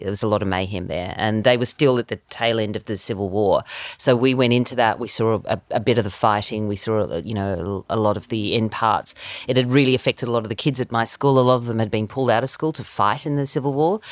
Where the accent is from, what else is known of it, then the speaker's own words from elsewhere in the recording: South Africa; now in Australia; I was born in South Africa